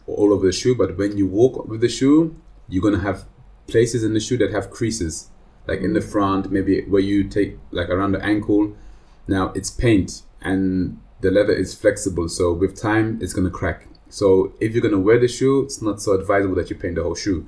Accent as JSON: {"language": "English", "region": "London", "country": "United Kingdom", "moved": "yes", "lives_now": "Switzerland", "said": "I'm from London, England"}